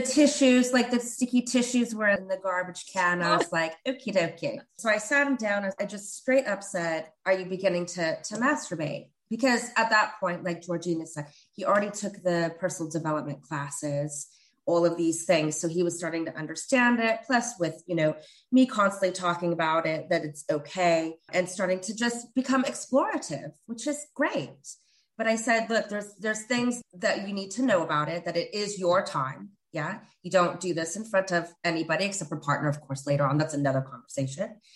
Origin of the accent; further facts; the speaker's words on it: Northern California, United States; now in England; I grew up in Northern California. I didn't grow up in, in England